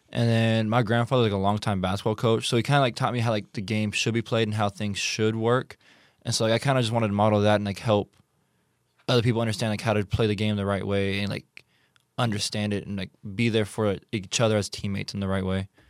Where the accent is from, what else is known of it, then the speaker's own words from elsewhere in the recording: United States; I'm American